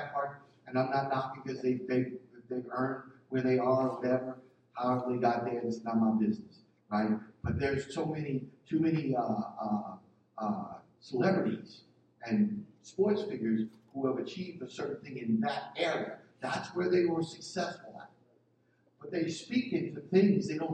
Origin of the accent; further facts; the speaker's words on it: Philadelphia, Pennsylvania, United States; I'm from North Philly